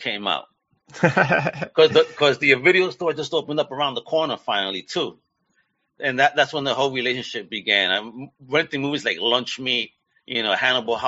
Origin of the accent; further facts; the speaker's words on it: New York, United States; I grew up in New York